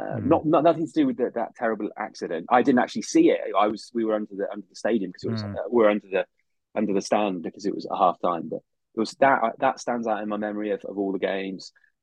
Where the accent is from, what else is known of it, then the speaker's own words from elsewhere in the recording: Solihull, West Midlands, United Kingdom; I wasn't born in Aston or christened anywhere near Aston. I was born in Solihull.